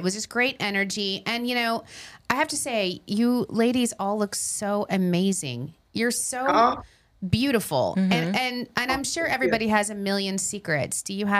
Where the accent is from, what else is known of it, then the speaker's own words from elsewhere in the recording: Long Island, New York, United States; we're from Long Island